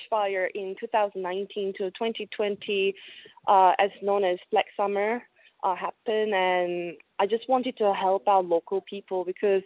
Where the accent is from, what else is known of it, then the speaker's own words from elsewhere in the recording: South Korea; moved away as an adult; also born or lived in China / Sydney; I'm from South Korea